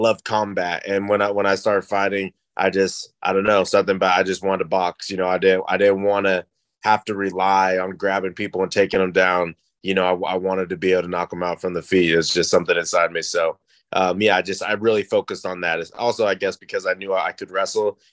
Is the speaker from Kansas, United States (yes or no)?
yes; Newton, Kansas, United States; I'm from a small town in Kansas, Newton, Kansas. And I started wrestling in third grade.